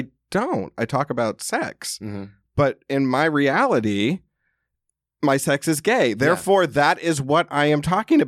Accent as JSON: {"language": "English", "region": "the South", "country": "United States", "tie": "born or raised there", "said": "I grew up in the South. So I mean, we drank in high school."}